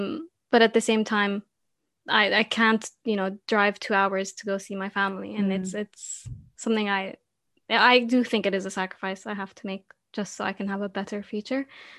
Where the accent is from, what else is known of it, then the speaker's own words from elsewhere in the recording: Jordan; moved away as an adult; now in United Kingdom; I'm from Jordan